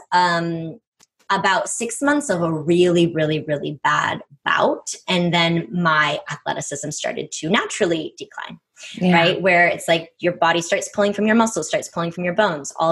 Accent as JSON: {"language": "English", "area": "right outside of Boston", "region": "Massachusetts", "country": "United States", "tie": "born or raised there", "said": "I grew up on the East Coast, you know, so I grew up right outside of Boston."}